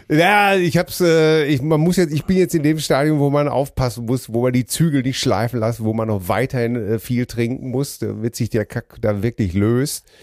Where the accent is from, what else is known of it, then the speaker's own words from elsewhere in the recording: Ruhr area, North Rhine-Westphalia, Germany; wir sind doch alle groß geworden im Ruhrgebiet